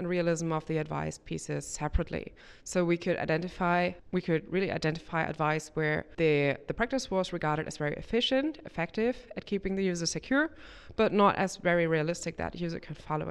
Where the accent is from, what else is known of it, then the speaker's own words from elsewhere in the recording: Germany; I'm from Germany, from the University of Bonn